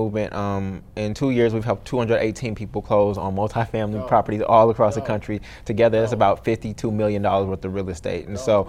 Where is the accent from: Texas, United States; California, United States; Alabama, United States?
California, United States; Oakland; moved away as an adult; also born or lived in Brooklyn, New York; now in New Orleans, United States; my hometown of Oakland, California.